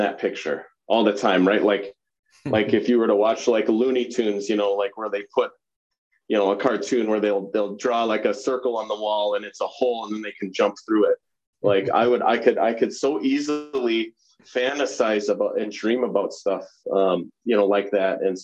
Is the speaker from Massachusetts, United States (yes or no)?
no; Pelican Rapids, Minnesota, United States; moved away as an adult; now in Montana, United States; you and I grew up together in Pelican Rapids, Minnesota